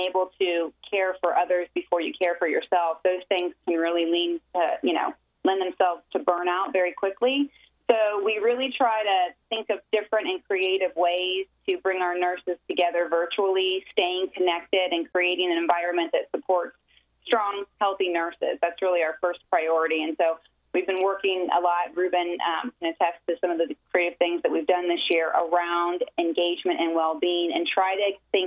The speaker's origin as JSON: {"language": "English", "region": "Ohio", "country": "United States", "moved": "as an adult", "lives_now": "Tampa, United States", "said": "I'm originally from Ohio, came to the University of Tampa on a basketball scholarship"}